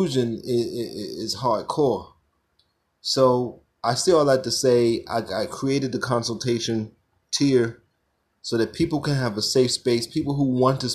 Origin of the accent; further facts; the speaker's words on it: Brownsville, United States; as a child growing up in Brownsville